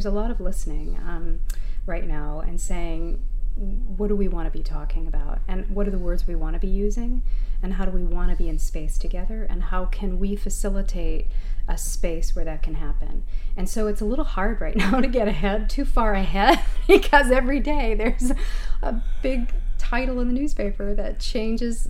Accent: Midwest, United States; moved away as an adult; now in Maine, United States; we're both from the Midwest

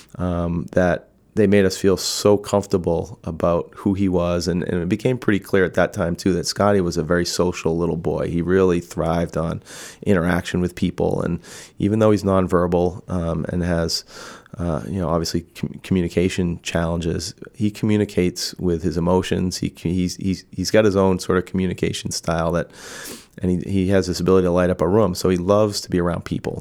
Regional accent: Massachusetts, United States; moved away; where I grew up in Massachusetts

